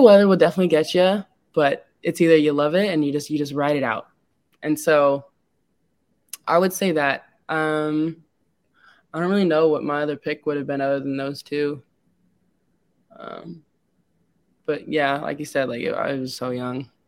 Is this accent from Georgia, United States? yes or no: no; Lincoln, Nebraska, United States; also born or lived in San Antonio, Texas; I was born in San Antonio, Texas, and though I wasn't raised there, I would consider myself to have been raised in Lincoln